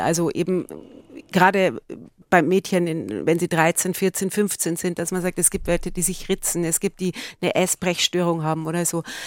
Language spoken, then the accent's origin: German; Altötting, Bavaria, Germany; Rosenheim, Altötting, das ist ja auch so ein Bereich, wo ich aufgewachsen bin